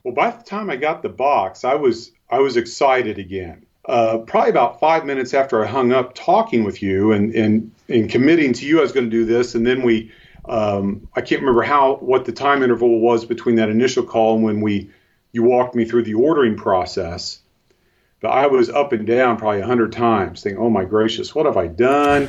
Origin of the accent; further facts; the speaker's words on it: Cincinnati, Ohio, United States; now in northern Ohio, United States; I, I, grew up in the Cincinnati, Ohio area